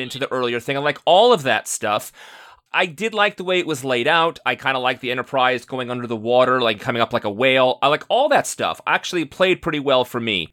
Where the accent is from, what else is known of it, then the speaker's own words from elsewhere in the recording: New York, United States; I grew up in New York